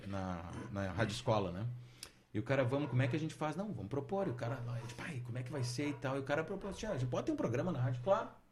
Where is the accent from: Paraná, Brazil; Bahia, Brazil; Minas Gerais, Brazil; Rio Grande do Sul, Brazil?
Rio Grande do Sul, Brazil; Santana do Livramento; moved away as an adult; also born or lived in Caxias do Sul; E fui para Santana do Livramento, onde me criei meus primeiros 18 anos.